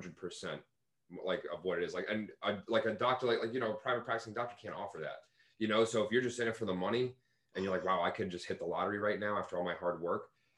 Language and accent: English; Fort Lauderdale, Florida, United States; I'm from the Fort Lauderdale area.